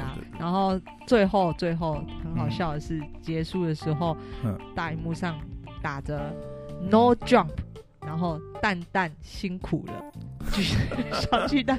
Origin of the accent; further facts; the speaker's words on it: Taiwan; 就是身为台湾人，我觉得以我们拥有